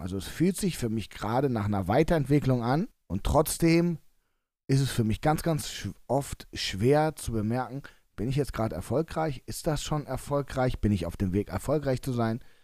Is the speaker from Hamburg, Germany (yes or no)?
no; Cologne, North Rhine-Westphalia, Germany; als Kölner